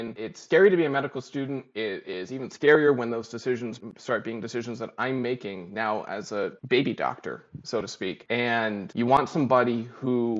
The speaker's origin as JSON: {"language": "English", "town": "Bangor", "region": "Maine", "country": "United States", "also_born_or_lived": "Western Massachusetts / Upstate New York", "moved": "as an adult", "said": "I'm originally from Maine to Bangor"}